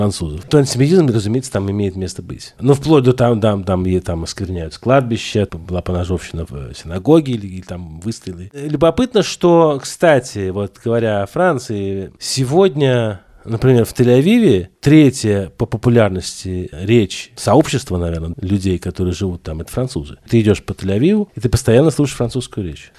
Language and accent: Russian; Russia; moved away; also born or lived in Israel; я из России